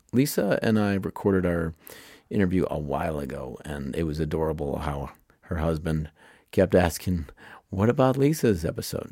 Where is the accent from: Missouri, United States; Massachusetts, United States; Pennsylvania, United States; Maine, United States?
Pennsylvania, United States; Pittsburgh; moved away; I'm from Pittsburgh